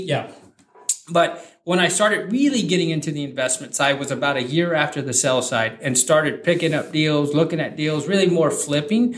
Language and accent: English; San Antonio, Texas, United States; where I grew up in that area